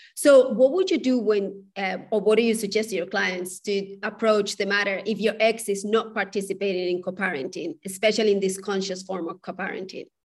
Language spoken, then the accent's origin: English; Spain; moved away; I come from a culture, I come from Spain